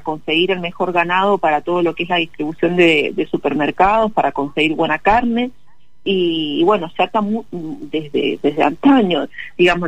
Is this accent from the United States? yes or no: no; Mendoza, Argentina; nos representa como mendocinos, como argentinos